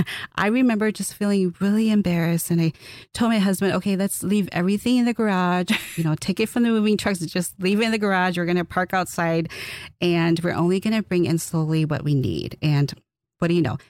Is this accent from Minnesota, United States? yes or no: yes; Twin Cities region of Minnesota, United States; I'm from the Twin Cities region of Minnesota